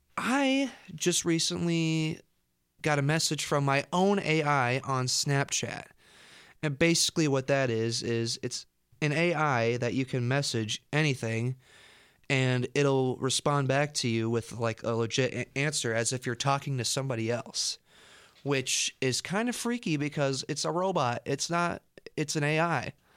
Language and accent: English; Storm Lake, Iowa, United States; I grew up in Storm Lake, uh, when I'm going to college in Storm Lake.